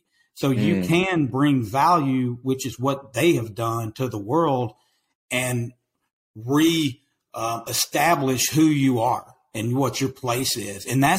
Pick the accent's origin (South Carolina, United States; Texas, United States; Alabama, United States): Texas, United States; East; accent: country accent; now in Waco, United States; I'm in Waco, Texas, man. I grew up in East Texas, and man, people from Texas tell me, they say, hey, dude, man, your accent is crazy, man. You've got a country accent.